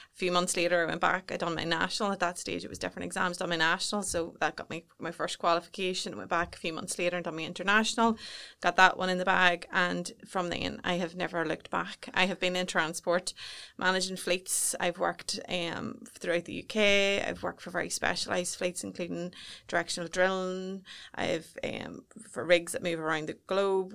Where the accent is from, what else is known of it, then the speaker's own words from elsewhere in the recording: Newry, Northern Ireland, United Kingdom; I was brought up just outside Baysburg, so just on the cusp of Newry, and I've never ve-, ventured too far away